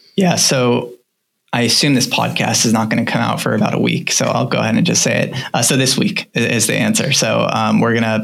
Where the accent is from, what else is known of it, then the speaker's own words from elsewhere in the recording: United States; I think we're all American, we all kind of come from the U.S.